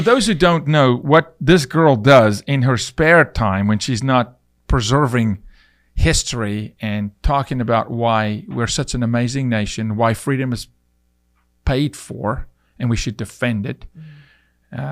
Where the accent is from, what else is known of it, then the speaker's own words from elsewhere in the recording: South Africa; moved away as an adult; now in United States; I'm from South Africa